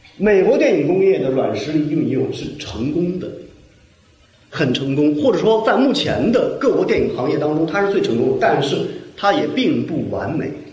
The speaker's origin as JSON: {"language": "Chinese", "country": "China", "said": "我们中国人民"}